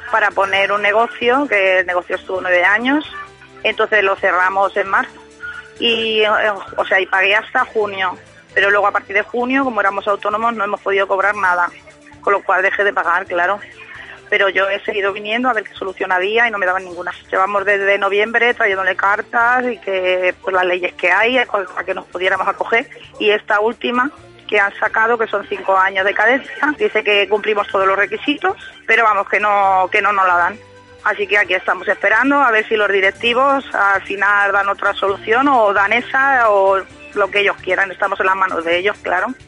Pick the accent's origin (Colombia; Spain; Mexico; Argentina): Spain; porque somos muchos españoles lo que tenemos esa situación